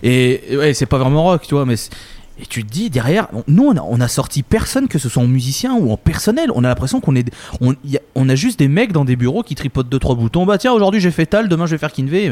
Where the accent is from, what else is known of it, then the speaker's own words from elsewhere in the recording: France; nous en France